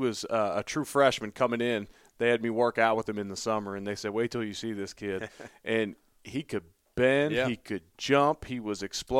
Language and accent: English; Louisville, Kentucky, United States; Well, when they know I'm from Louisville, these scouts want to know about Mekhi.